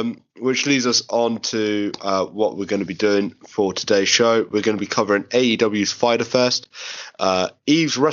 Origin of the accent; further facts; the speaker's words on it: London, United Kingdom; we're from London